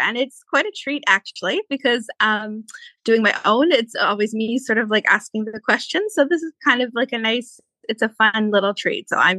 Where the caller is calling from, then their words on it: Maple Ridge, British Columbia, Canada; So I live in Maple Ridge, which for some of your listeners, if they're, you know, not local to us, suburb of Vancouver.